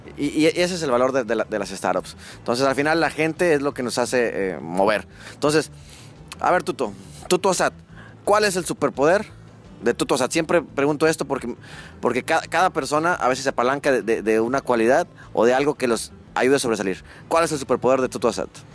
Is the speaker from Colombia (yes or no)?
no; northern Mexico, Mexico; accent: norteño; yo soy de México, del norte de México